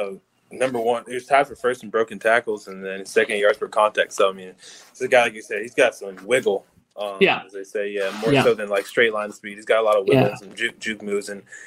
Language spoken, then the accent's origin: English; Temecula, California, United States; my hometown of Temecula, California.